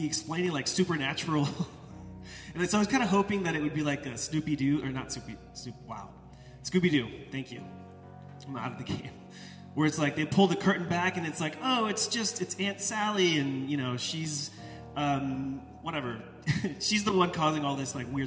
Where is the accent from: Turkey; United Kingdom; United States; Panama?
United States; Most of us as American disciples